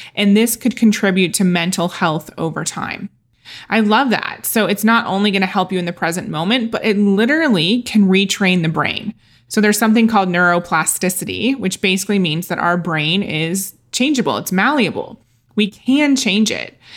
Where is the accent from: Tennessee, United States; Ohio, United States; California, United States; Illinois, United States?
Ohio, United States; moved away as an adult; also born or lived in London; Growing up in Ohio as a Catholic girl